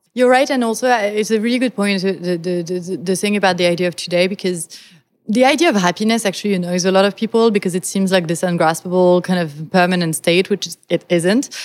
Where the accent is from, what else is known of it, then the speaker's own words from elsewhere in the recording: France; moved away; I come from France, which is a country that is eminently pessimistic